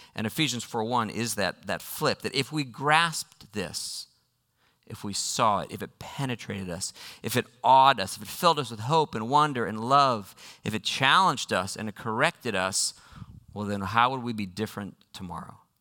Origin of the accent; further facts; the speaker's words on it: United States; I am an American